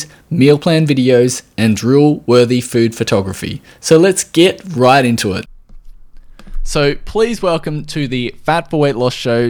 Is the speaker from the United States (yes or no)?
no; Australia